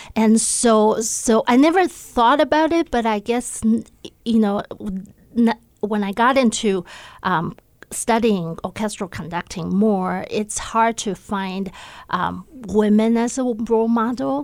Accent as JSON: {"language": "English", "town": "Taipei", "country": "Taiwan", "tie": "born or raised there", "also_born_or_lived": "Los Angeles / Seattle, Washington", "moved": "as an adult", "lives_now": "Missoula, United States", "said": "I grew up in Taiwan. I was born in Taipei, Taiwan, and I, um, lived there until I was eighteen"}